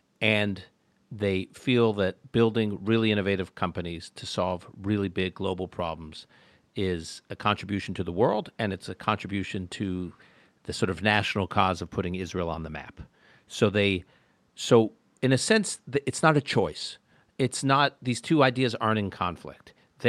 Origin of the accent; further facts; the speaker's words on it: Canada; also born or lived in Utica, New York, United States; now in United States; We moved to Canada when I was young. I was born in Utica, New York. Then we moved to Canada for my dad's work